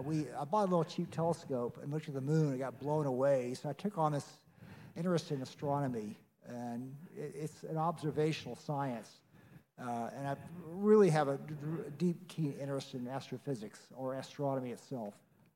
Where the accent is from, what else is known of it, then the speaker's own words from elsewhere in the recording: Lynchburg, Virginia, United States; I'm a physician, family medicine doctor. I grew up in Lynchburg, Virginia.